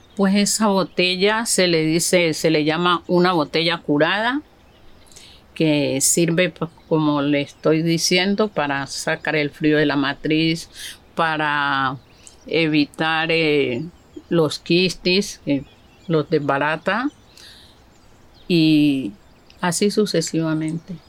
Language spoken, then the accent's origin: Spanish; Buenaventura, Valle del Cauca, Colombia; nací aquí en Buenaventura, Valle del Cauca